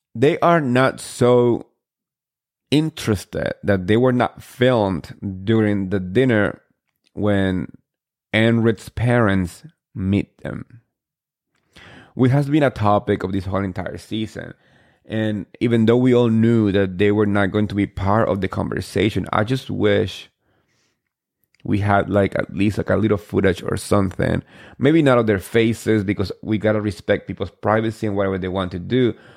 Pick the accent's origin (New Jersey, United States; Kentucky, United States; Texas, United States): New Jersey, United States; I'm from Jersey